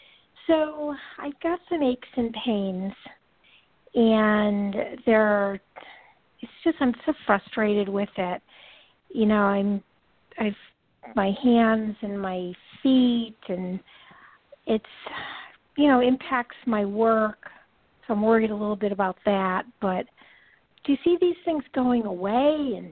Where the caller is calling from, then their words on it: California, United States; Hi, this is … from California.